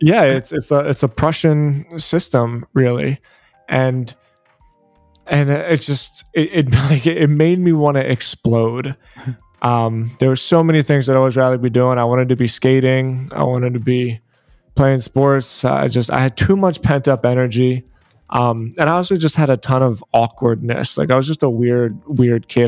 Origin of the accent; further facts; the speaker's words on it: Philadelphia, Pennsylvania, United States; moved away as an adult; now in South Florida, United States; I was born and raised in Philadelphia